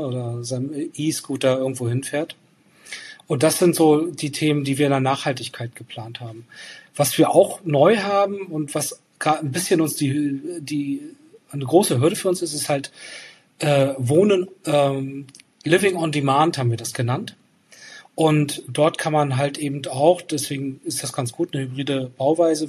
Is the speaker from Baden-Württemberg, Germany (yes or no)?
no; Rostock, Mecklenburg-Vorpommern, Germany; Rostock als meine Heimatstadt